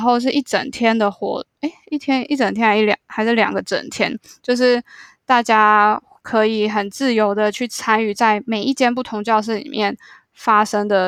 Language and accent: Chinese; Taiwan; also born or lived in New York, United States; 我其实就是土生土长的台湾人